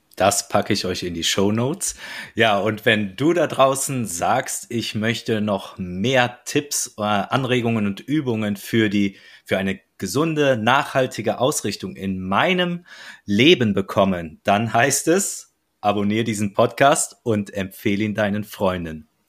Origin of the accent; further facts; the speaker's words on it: North Rhine-Westphalia, Germany; wie man bei uns äh, in meiner Heimat sagt, et kütt wird kütt und et hätt noch immer Jotje Jange.